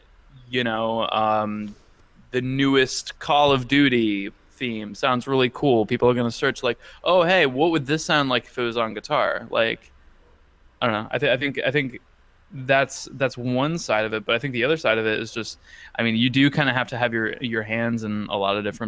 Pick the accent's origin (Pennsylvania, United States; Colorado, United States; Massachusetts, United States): Massachusetts, United States; Western; now in San Diego, United States; Now I live in San Diego, but yes, I was originally from Western Massachusetts